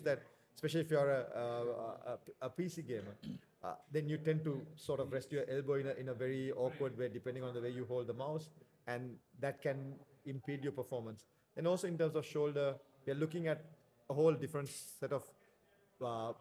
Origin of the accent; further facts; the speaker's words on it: Sri Lanka; in Sri Lanka, at least up when I was growing up